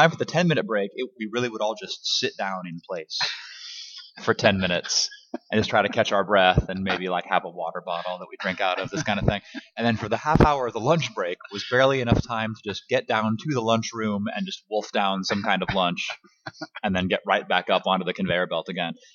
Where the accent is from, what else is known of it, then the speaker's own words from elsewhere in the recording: Los Angeles, California, United States; also born or lived in Kansas City, Missouri; I was born in Los Angeles. Yes. In 1974 at uh, Hollywood Presbyterian Hospital.